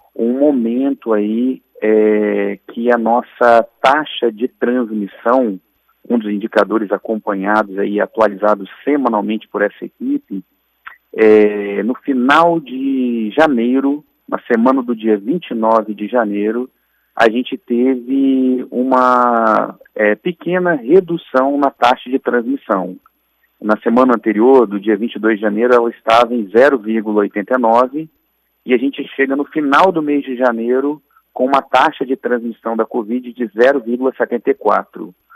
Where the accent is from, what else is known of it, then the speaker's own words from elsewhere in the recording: Brazil; enquanto brasileiros